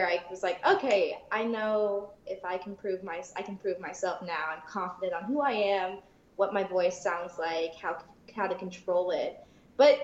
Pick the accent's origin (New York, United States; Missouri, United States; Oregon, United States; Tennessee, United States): Oregon, United States; also born or lived in Da Nang, Vietnam / Ohio; I grew up in Ohio for a little, and then we moved to Oregon. Mm-hmm. And I grew up in Oregon.